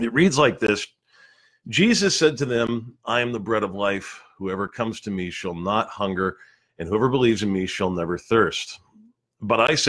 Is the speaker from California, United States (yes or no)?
yes; Southern California, United States; moved away; I'm originally from Southern California